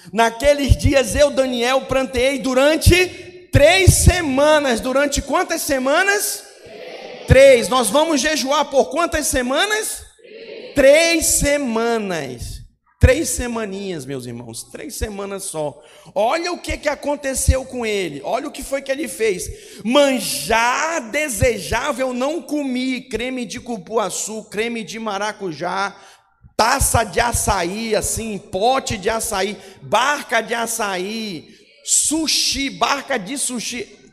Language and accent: Portuguese; Manaus, Amazonas, Brazil; moved away as an adult; also born or lived in Goiânia; Eu sou de Manaus, Amazonas